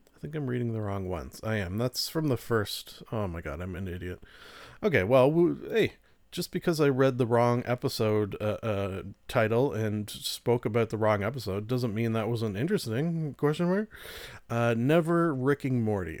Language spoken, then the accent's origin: English; Canada; I'm Canadian